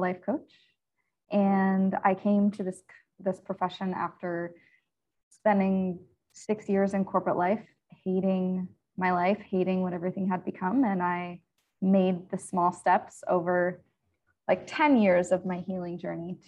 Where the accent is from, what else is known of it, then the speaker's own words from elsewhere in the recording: central Pennsylvania, United States; I grew up in central Pennsylvania.